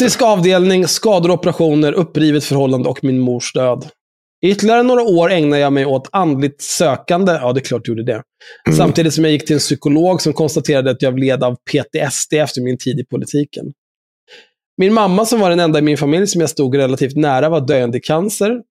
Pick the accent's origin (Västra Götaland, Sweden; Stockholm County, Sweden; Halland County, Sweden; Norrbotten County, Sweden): Stockholm County, Sweden; Stockholm; Jag är ju uppvuxen på Söder, där folk är no-, någorlunda normala.